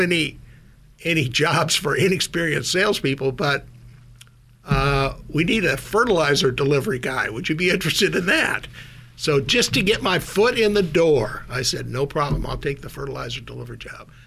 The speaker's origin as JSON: {"language": "English", "town": "Minot", "region": "North Dakota", "country": "United States", "tie": "born or raised there", "also_born_or_lived": "Minnesota", "moved": "yes", "lives_now": "Silicon Valley, United States", "said": "I grew up in Minot, North Dakota, a town of about, at the time, 25, 30,000 people."}